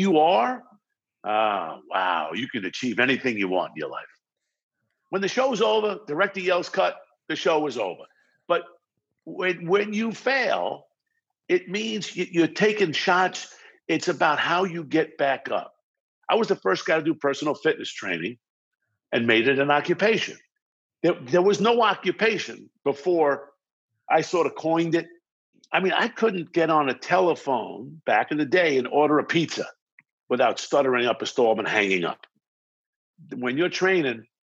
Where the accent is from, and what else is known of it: Baldwin, New York, United States; born or raised there; accent: New York, New Jersey vibe; moved away as an adult; also born or lived in Brooklyn, New York; now in Los Angeles, United States